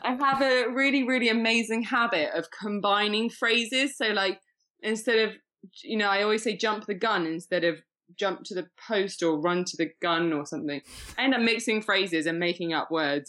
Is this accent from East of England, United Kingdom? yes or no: no; Shrewsbury, West Midlands, United Kingdom; also born or lived in Winchester; now in Leicestershire, United Kingdom; I was born in Shropshire